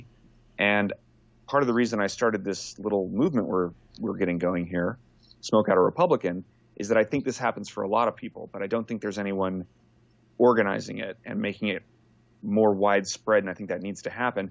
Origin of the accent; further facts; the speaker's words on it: Texas, United States; I'm from Texas originally, and I was born and bred a conservative